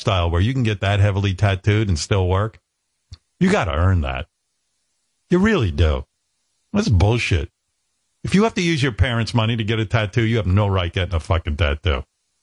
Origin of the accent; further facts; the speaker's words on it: United States; as an American